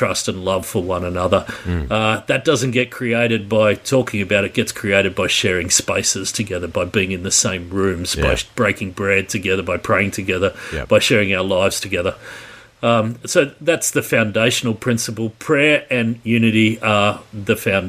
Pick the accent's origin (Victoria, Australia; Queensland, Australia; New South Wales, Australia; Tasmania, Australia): New South Wales, Australia; Sydney; Born and bred in Sydney in 1966, so I'm well in my 50s at the minute